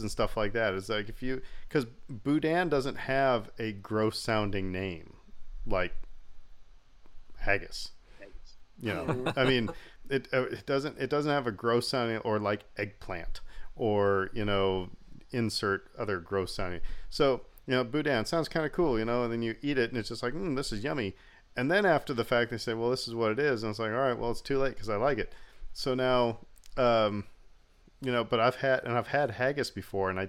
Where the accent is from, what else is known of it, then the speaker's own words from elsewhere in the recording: Nebraska, United States; moved away; I'm originally from Nebraska